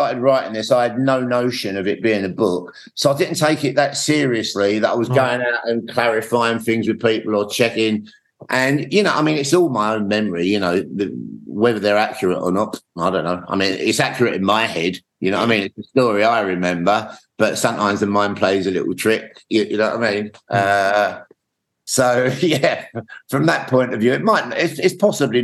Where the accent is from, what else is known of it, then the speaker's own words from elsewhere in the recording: London, United Kingdom; growing up in Hackney